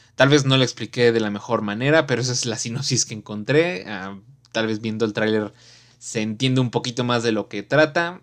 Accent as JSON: {"language": "Spanish", "country": "Mexico", "said": "los valores que tenemos como mexicanos"}